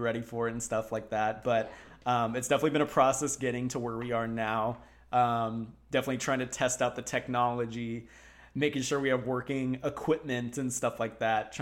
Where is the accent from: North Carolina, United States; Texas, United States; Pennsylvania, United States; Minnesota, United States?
Texas, United States; now in South Florida, United States; I grew up in Texas.